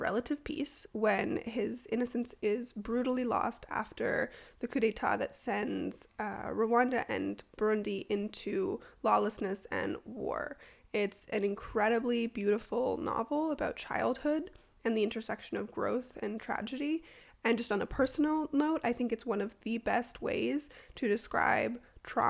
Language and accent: English; Toronto, Ontario, Canada; now in Ottawa, Canada; born and raised in Toronto and now living and working in Ottawa.